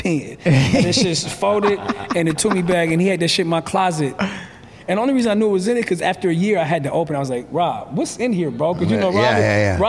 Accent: Los Angeles, California, United States; also born or lived in Atlanta / Brooklyn, New York; I'm from here, born

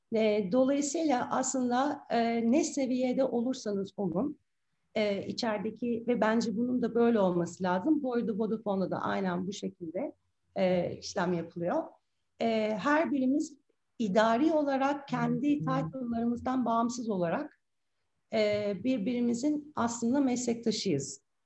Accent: Istanbul, Turkey; İstanbul doğumluyum 1974

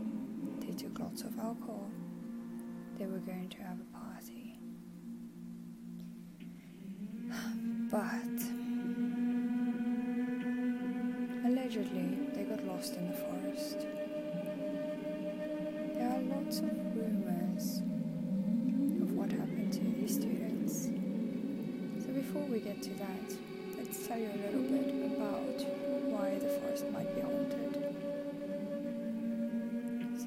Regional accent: South Africa; now in Krakow, Poland; I'm from South Africa.

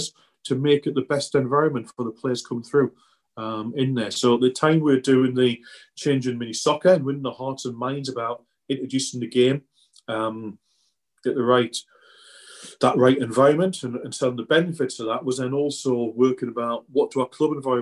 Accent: the Northeast, North East England, United Kingdom; I grew up in the Northeast. My uncle was a joiner, worked on the shipyards, Swan Hunters, on the River Tyne there

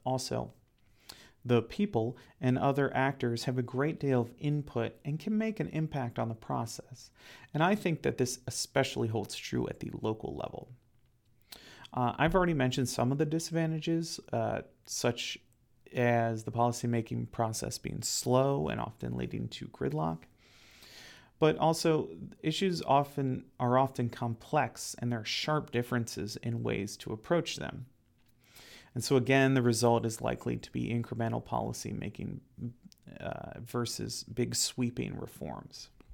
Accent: Ohio, United States; I'm from Ohio, and I used to work for the city of Cincinnati.

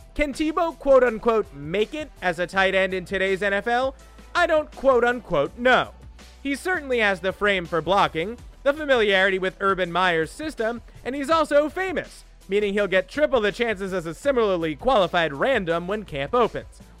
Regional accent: New York, United States; I'm a New Yorker

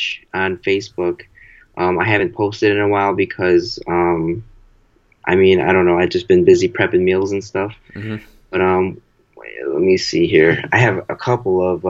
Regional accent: Chicago, Illinois, United States; I'm from Chicago

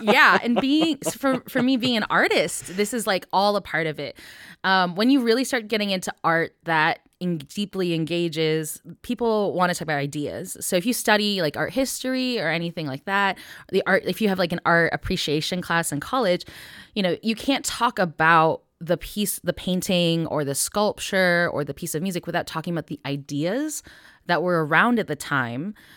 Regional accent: Northville, Michigan, United States; born or raised there

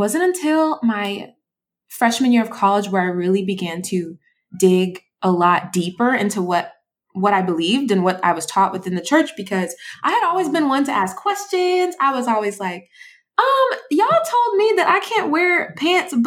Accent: Georgia, United States; also born or lived in Brooklyn, New York; we moved to Georgia when I was around like second grade.

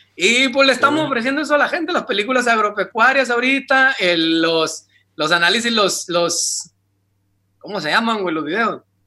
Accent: Ciudad Obregón, Sonora, Mexico

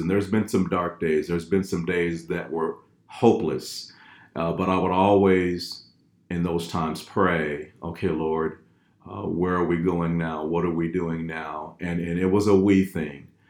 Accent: Fort Worth, Texas, United States; moved away; originally from Fort Worth, Texas, born, bred, and fed

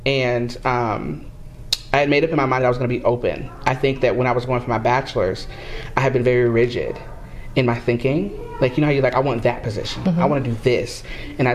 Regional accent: Florida, United States; I'm from Florida

